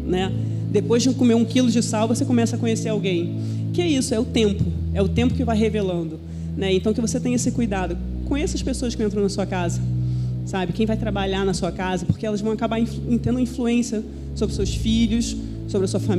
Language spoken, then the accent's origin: Portuguese; Belo Horizonte, Minas Gerais, Brazil; Minha mãe era mineira, eu sou mineira também, embora você não perceba meu sotaque, só nas, eu nasci em Belo Horizonte.